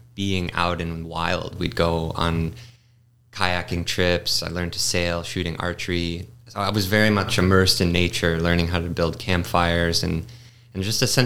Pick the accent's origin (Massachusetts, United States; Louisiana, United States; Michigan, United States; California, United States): Massachusetts, United States; I grew up in Massachusetts on the East Coast